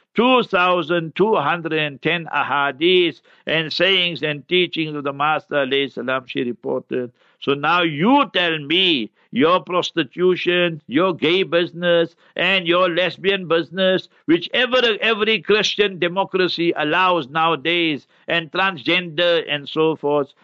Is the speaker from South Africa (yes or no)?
yes; Heidelberg, Gauteng, South Africa; When I was a young boy, I grew up in Heidelberg, born in Heidelberg.